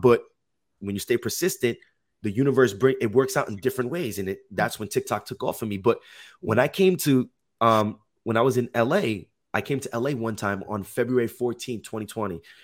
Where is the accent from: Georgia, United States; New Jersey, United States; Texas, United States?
New Jersey, United States; Jersey City; moved away as an adult; now in Los Angeles, United States; I'm originally from Jersey City, New Jersey, but that's right by New York